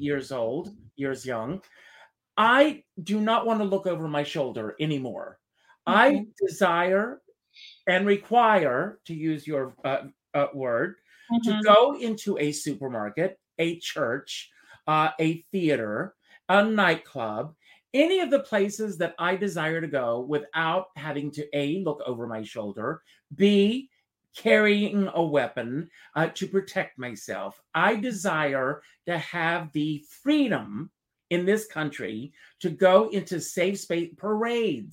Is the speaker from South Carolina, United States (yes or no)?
yes; Myrtle Beach, South Carolina, United States; I grew up in Myrtle Beach, South Carolina, outside mm-hmm. of Myrtle Beach.